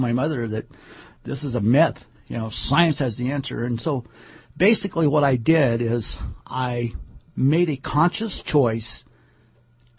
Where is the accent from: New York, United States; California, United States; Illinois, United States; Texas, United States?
California, United States; Southern; moved away; Growing up in Southern California, during the time that we lived there